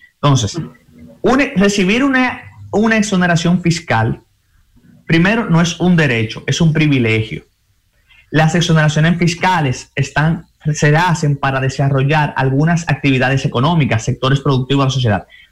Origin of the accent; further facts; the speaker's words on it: Dominican Republic; nosotros como dominicanos